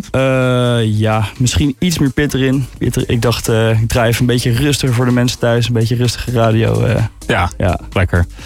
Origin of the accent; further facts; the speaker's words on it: Utrecht, Netherlands; now in Haarlem, Netherlands; uit de buurt van Utrecht. Klein dorpje ernaast. Maar ik woon een jaartje in Haarlem voor school.